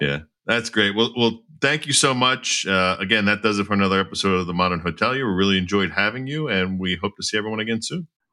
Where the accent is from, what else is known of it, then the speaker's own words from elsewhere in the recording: outside of Philadelphia, Pennsylvania, United States; growing up outside of Philadelphia